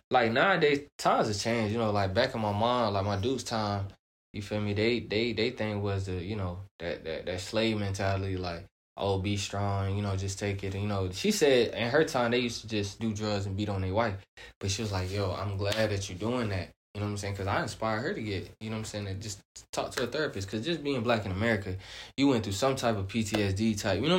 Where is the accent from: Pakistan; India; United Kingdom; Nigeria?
Nigeria; My mom, my dad. You feel me? I'm from Nigeria, so you know, West African.